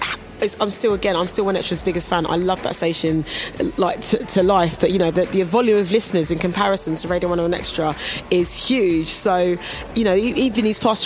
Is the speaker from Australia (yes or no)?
no; Kingston upon Thames, London, United Kingdom; I'm from Kingston originally, and the local radio station at the time was called Thames FM